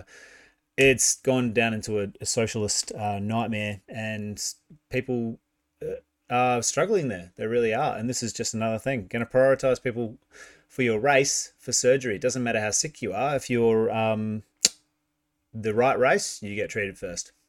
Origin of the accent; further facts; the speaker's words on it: New Zealand; now in Australia; I am from New Zealand originally